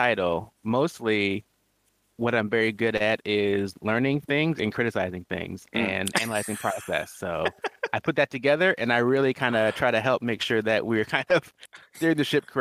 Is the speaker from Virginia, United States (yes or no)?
no; Washington, United States; I will say I grew up in Washington State. I think that's a fairly accurate statement. I mean, I moved there when I was, what, 11?